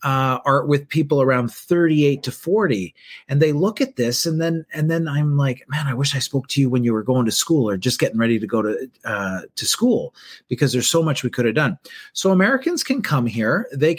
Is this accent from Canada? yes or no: yes; Canada; moved away as an adult; also born or lived in Philippines / Asia; I'm in Toronto, Canada. I'm originally from Canada, but I've spent a good chunk of my life overseas. I lived in different areas of the world. I lived in Asia for about 15 years, and specifically, I was in the Philippines for 8.